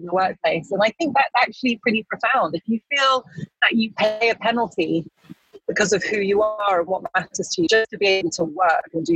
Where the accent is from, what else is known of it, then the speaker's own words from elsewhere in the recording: United Kingdom; When I was growing up in Britain as a mixed race girl, black girl of Ghanaian heritage